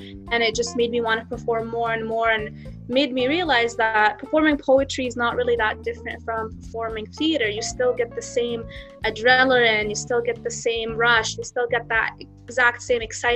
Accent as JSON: {"language": "English", "country": "Canada", "tie": "born or raised there", "also_born_or_lived": "Jenin, West Bank / Halhul, Hebron", "said": "I grew up in Canada all my life"}